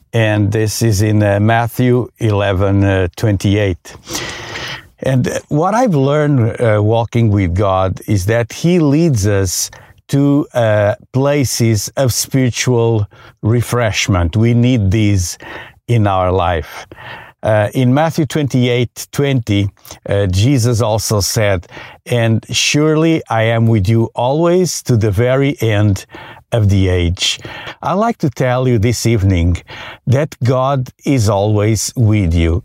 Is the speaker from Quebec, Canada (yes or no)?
yes; hometown near the Richelieu River, Quebec, Canada; here in my hometown